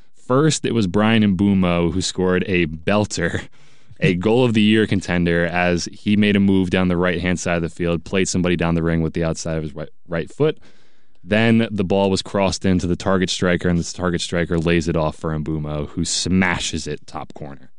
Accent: United States; as an American soccer fan

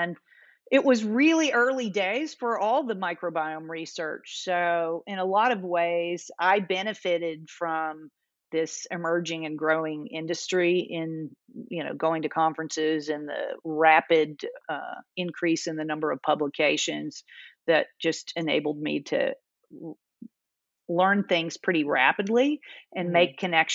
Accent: Kentucky, United States; I grew up in Kentucky

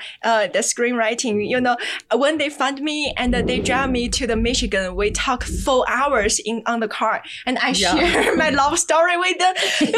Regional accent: China; English is a second language; moved away as an adult; now in United States; I grew up in China, so we have so similar background.

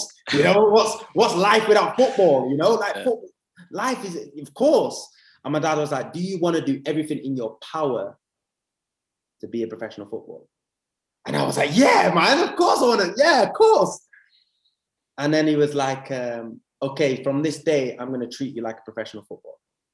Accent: England, United Kingdom; accent: English; also born or lived in Spijkenisse, Netherlands / Amsterdam, Netherlands / Huddersfield, England; So we moved as a family to England, and that's when I was five. So that's why I've got an English accent. I literally grew up in England

